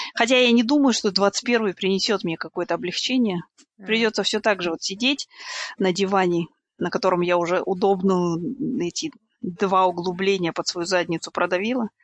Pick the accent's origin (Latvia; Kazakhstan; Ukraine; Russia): Kazakhstan; moved away; мы, ну, казахи когда-либо были очень сильными мусульманами